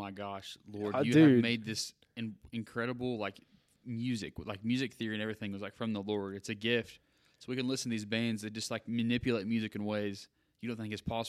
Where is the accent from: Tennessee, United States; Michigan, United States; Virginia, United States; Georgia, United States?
Tennessee, United States; Halls; I am from Halls